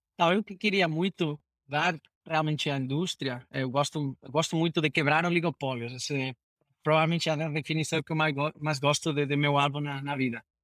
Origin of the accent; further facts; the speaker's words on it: Spain; Portuguese is a second language; moved away as an adult; now in Brazil; Sou, sou um gringo espanhol, fazendo minha minha terceira carreira em fintech é, agora no Brasil